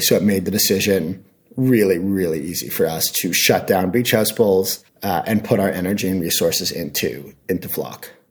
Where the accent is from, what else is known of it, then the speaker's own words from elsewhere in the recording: Canada; moved away as an adult; also born or lived in Hong Kong / New York / San Francisco; I'm from Canada originally